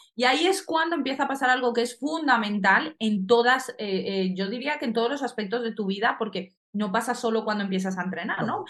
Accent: Colombia; now in Spain; nací en Colombia, entonces en Colombia el patinaje es algo muy grande

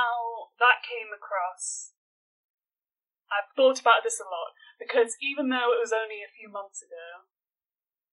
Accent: Newcastle upon Tyne, North East England, United Kingdom; moved away; I am originally from Newcastle upon

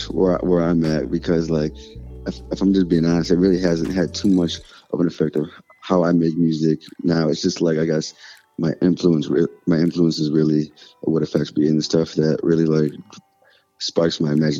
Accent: Buffalo, New York, United States; now in Charlotte, United States; I'm from Buffalo, New York.

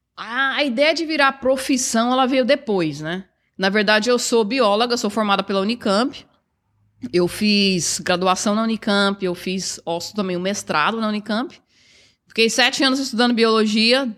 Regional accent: Goiânia, Goiás, Brazil; now in Toronto, Canada; Sou de Goiás, sou de Goiânia. E sempre eu fui criada, na verdade, numa cidade pequena, e era próxima à fazenda que meu avô tinha

